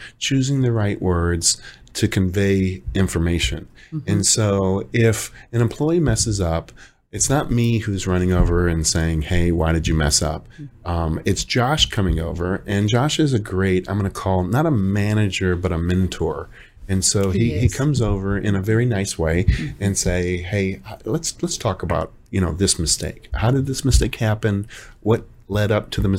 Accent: Detroit, Michigan, United States; moved away; from Detroit

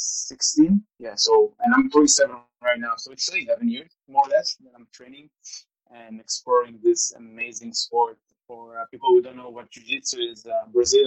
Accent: Israel; I was born and raised in Israel.

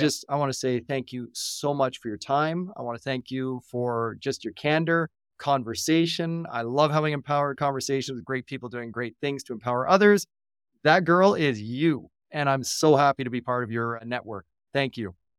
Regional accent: Canada; I'm a Canadian

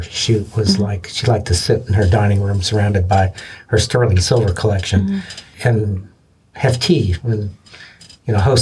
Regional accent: Lexington, Kentucky, United States; born or raised there

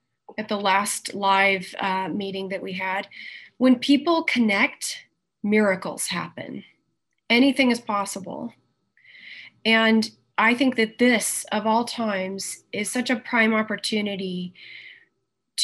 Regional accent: the Carolinas, United States; also born or lived in Georgia; I was born in Georgia and I was raised in the Carolinas. So I'm an East Coast girl

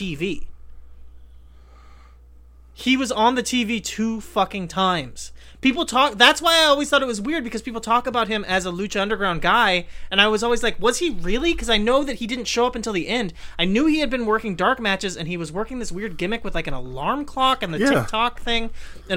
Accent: Southern California, United States; I am from Southern California

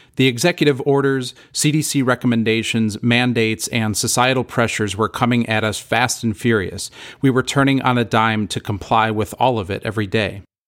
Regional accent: Corning, New York, United States; proud to call Corning my hometown

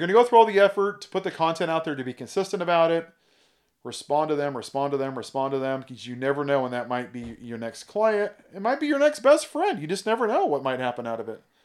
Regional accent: California, United States; also born or lived in Oregon / Indiana; I grew up in California. I'm kind of a California boy

